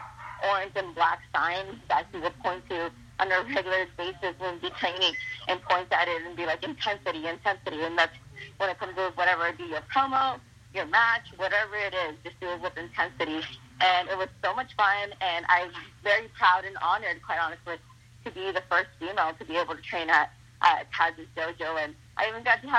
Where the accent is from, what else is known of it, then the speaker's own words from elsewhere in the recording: Ciudad Juárez, Chihuahua, Mexico; first language Spanish; English is a second language; moved away; also born or lived in San Jose, California, United States; I grew up in Juarez